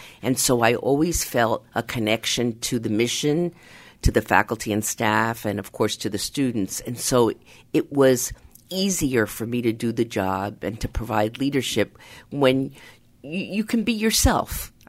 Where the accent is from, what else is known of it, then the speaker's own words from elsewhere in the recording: United States; and I am of Hispanic origin. I'm Latina. But I also don't want that to be my only label, because I'm an American.